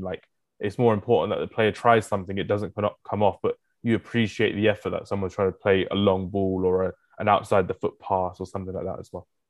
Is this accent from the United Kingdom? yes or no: yes; England, United Kingdom; I'm like one of the only English person, English people in the country